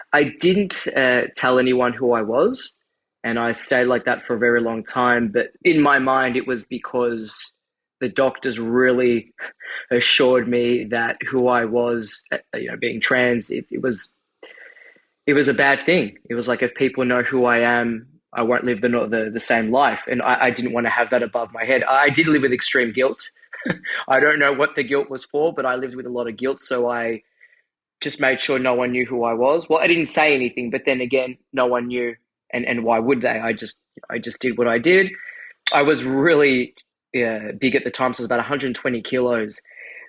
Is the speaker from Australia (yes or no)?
yes; Australia; I'm from Australia